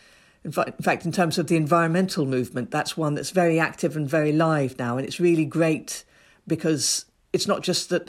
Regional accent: Ethiopia; moved away; I grew up in Ethiopia. I was born in Ethiopia.

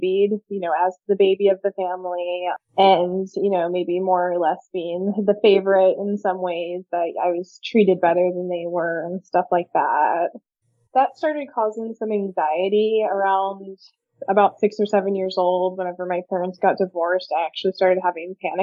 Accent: California, United States; also born or lived in Virginia; We moved from Virginia to California when I was about 9 years old. And moving to California, I felt like an outsider at school immediately

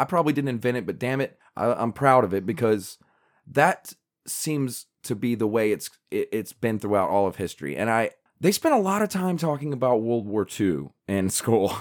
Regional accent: South Carolina, United States; I'm from South Carolina, so I took South Carolina history

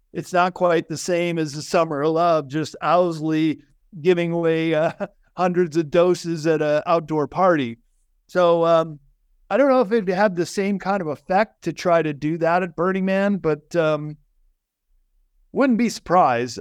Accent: Chicago, Illinois, United States; I grew up in Chicago

